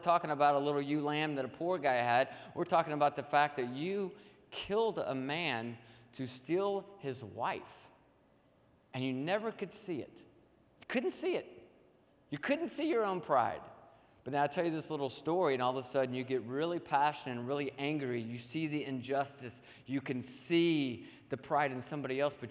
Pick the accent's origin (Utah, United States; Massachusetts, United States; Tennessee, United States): Tennessee, United States; Nashville; I grew up in Nashville, Tennessee